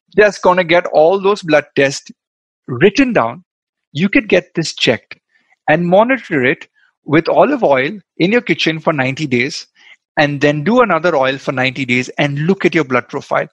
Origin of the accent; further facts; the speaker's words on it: Goa, India; I'm from Goa. We love our um, coconut oil